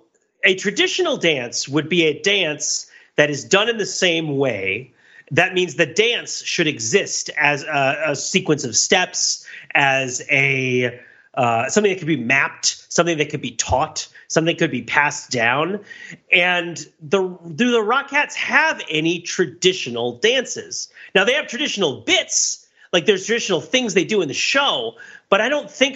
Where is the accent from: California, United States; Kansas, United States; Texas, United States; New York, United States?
New York, United States; And I grew up in the New York area where the Rockettes were kind of a real thing.